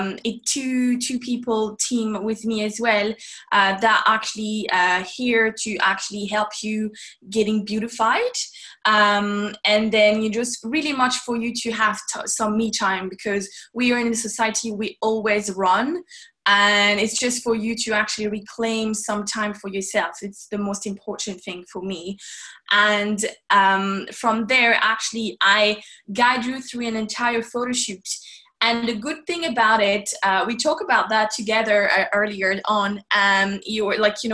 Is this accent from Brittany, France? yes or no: no; Paris, Île-de-France, France; moved away as an adult; now in Ireland; I'm actually from Paris myself. I was born and raised in Paris up until I actually moved away